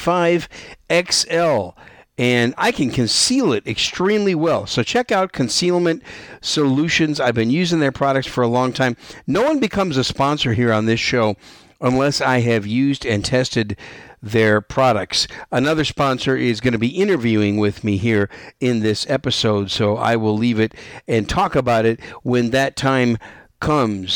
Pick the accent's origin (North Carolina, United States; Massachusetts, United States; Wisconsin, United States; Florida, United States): Wisconsin, United States; moved away as an adult; also born or lived in New York City, New York, United States; now in San Antonio, United States; raised in Wisconsin for most of my young life and young adult life. So Wisconsin's my home state